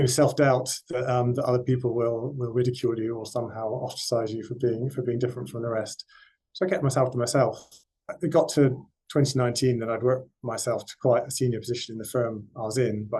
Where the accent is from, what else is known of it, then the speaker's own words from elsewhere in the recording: West Cornwall, South West England, United Kingdom; I grew up in West Cornwall, quite rural background, quite poor